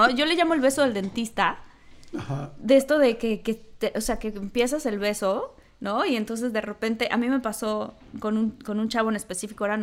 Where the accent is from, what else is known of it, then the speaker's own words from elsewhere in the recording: Mexico; now in United States; yo marco mi territorio como mexicana.